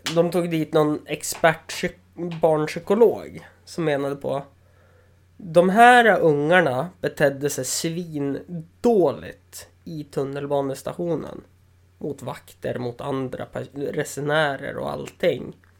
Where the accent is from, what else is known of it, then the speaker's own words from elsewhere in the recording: Östersund, Jämtland, Sweden; also born or lived in Umeå; jag är från Östersund